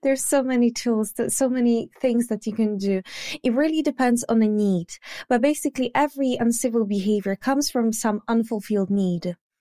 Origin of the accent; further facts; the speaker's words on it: Poland; English is a second language; moved away as an adult; now in United Kingdom; originally I'm from Poland, but I live now in the U K.